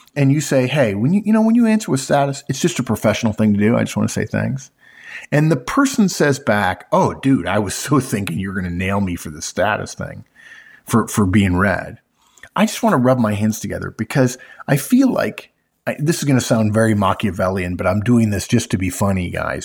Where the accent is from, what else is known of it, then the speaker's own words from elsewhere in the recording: California, United States; grew up in California